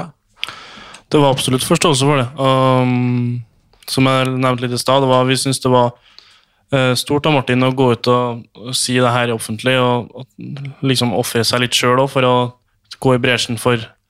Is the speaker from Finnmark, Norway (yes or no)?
no; Trondheim, Trøndelag, Norway; jeg som trønder